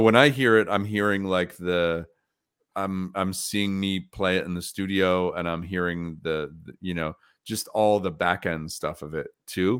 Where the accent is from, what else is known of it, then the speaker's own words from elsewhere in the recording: Troy, New York, United States; my hometown